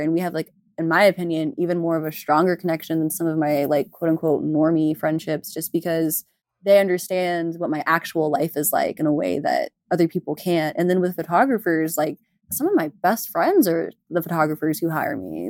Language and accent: English; Houston, Texas, United States; I'm from Houston